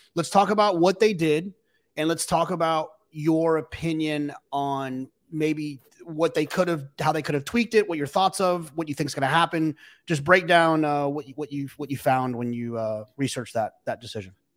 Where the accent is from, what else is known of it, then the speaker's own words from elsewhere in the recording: Texas, United States; I'm from Texas